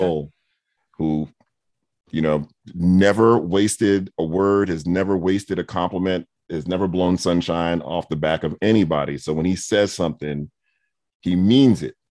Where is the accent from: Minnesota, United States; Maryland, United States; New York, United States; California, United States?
New York, United States; New York City; now in Atlanta, United States; I grew up in Brooklyn and Queens